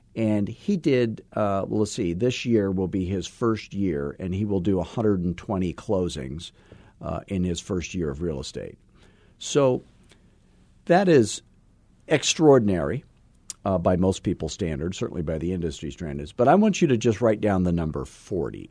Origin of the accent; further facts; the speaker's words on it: Scottsdale, Arizona, United States; I am from Scottsdale, Arizona